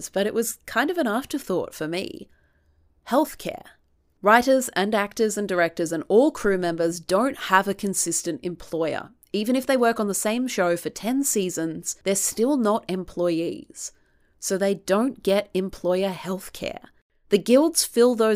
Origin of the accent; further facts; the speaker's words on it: Australia; as an Australian